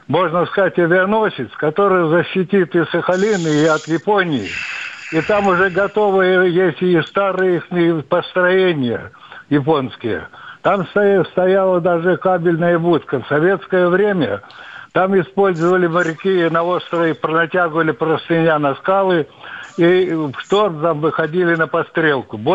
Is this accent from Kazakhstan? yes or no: no; Far East, Russia; Там я сам дальневосточник, захватил эти, был на этих японских островах.